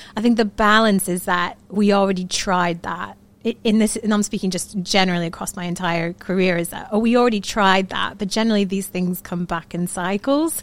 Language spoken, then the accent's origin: English; Florida, United States; moved away as an adult; also born or lived in New York City, United States; now in Manchester, United Kingdom; I am from the Sunshine State, Florida.